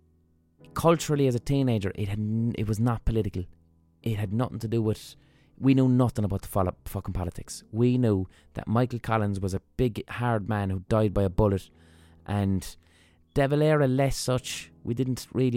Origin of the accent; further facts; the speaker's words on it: Limerick, Munster, Ireland; When I grew up in Limerick